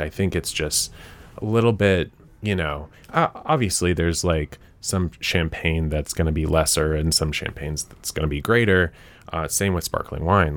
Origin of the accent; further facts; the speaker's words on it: Nashville, Tennessee, United States; moved back to Nashville, 'cause I'm from Nashville.